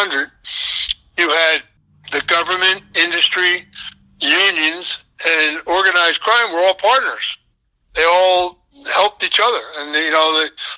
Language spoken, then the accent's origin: English; Philadelphia, Pennsylvania, United States; I was raised up in Philadelphia in a local neighborhood, and we never locked our front doors.